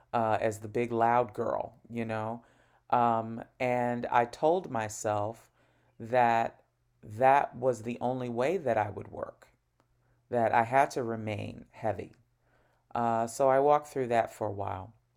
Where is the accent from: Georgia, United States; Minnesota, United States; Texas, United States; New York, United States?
New York, United States; I'm from New York, but right now I'm speaking to you from Northern California, where I have a three-month job assignment